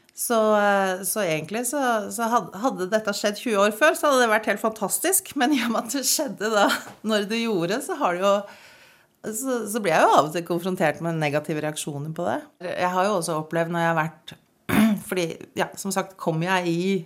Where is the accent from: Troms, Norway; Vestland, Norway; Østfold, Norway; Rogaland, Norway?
Troms, Norway; Malangen; accent: Northern Norwegian; also born or lived in Eastern Norway; now in Kongsvinger, Norway; jeg er født i Tromsø, jeg vokste opp i Malangen, jeg har to dialekter